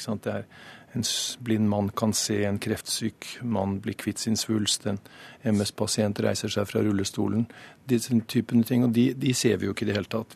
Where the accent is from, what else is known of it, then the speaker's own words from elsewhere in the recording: Snåsa, Trøndelag, Norway; Jeg er jo fra Snåsa selv